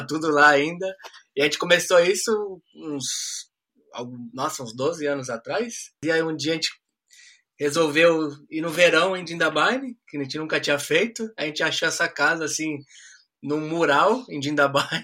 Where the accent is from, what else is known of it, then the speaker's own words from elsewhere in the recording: Brazil; now in Australia; como um bom brasileiro